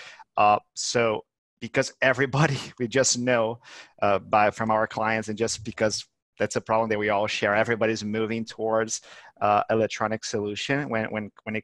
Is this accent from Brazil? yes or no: yes; Brazil; now in Barcelona, Spain; I'm Brazilian